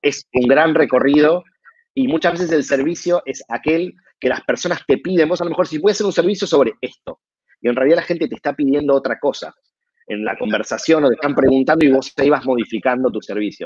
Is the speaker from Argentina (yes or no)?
yes; Argentina; como argentino que soy